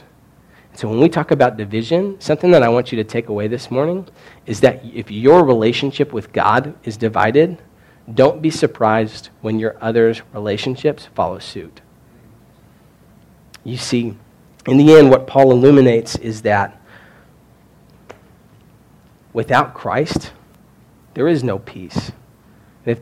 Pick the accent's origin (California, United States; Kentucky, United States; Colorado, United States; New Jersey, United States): Kentucky, United States; moved away; I'm from Kentucky